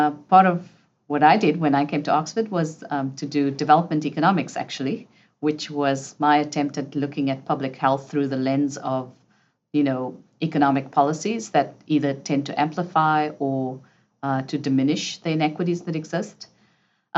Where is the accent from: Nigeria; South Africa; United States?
South Africa; moved away; I grew up in South Africa under apartheid